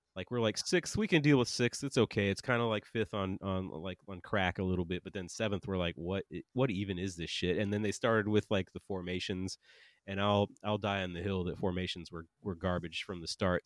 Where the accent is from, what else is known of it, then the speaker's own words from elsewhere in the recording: United States; we're American